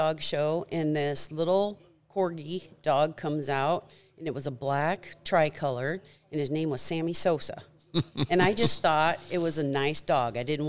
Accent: West Branch, Iowa, United States; also born or lived in Des Moines, Iowa / Norwalk, Iowa; I grew up in West Branch.

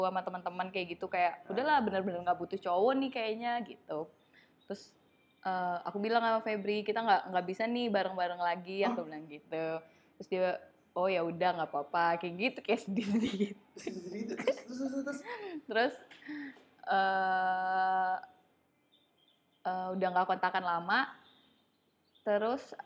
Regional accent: Bandung, West Java, Indonesia; moved away; Bandung itu tempat asalku

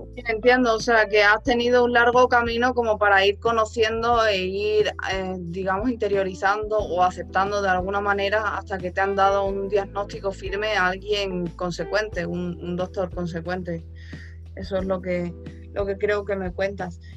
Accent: Spain; yo soy de España

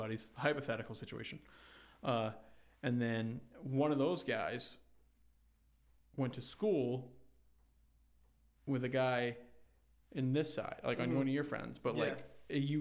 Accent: Rumford, Maine, United States; we're also from Rumford

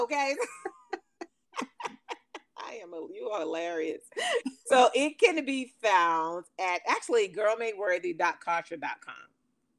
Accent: Elizabeth City, North Carolina, United States; in my hometown, in Elizabeth City, North Carolina.

